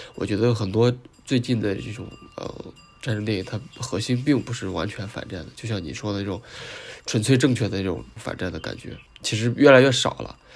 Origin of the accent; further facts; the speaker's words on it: China; 我们中国人可能在二战跟他们有没有特别大的聚国了冲突吧